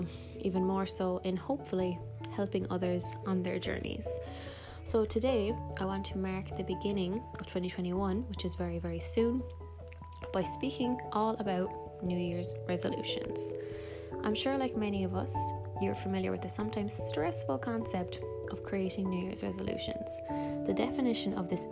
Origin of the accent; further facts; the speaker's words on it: Ireland; I am from Ireland